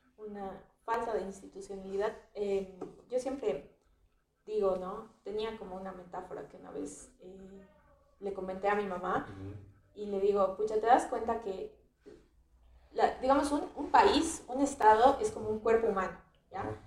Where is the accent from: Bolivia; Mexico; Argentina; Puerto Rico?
Bolivia; nosotros como bolivianos que hemos vivido esta situación